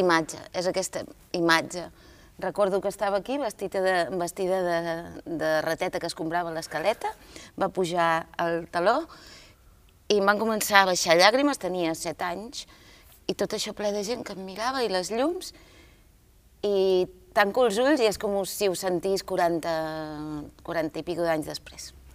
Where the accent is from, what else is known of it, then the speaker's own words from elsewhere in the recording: Girona, Catalonia, Spain; vinc de Girona